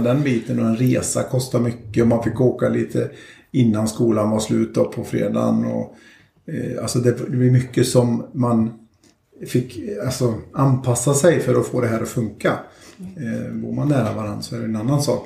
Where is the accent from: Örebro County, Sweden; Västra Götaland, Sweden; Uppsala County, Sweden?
Västra Götaland, Sweden; Skövde; född och uppväxt i Skövde